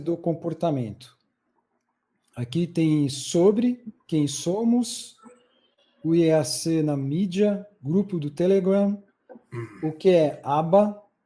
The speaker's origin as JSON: {"language": "Portuguese", "region": "São Paulo", "country": "Brazil", "said": "eu sou de São Paulo"}